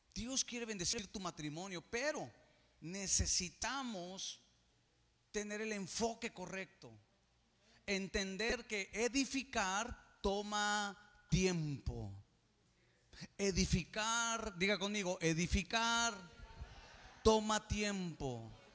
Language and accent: Spanish; Mexico; Somos el mexicano del mañana.